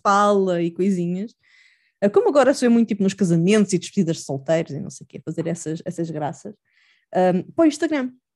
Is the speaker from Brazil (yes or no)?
no; Almada / Lisbon area, Portugal; also born or lived in Chiba, Japan; a minha, a minha cidade natal